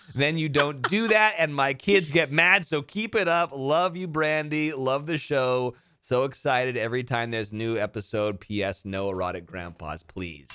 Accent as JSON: {"language": "English", "town": "Carmel", "region": "California", "country": "United States", "tie": "born or raised there", "moved": "yes", "said": "Pebble Beach, Carmel, uh, my hometown"}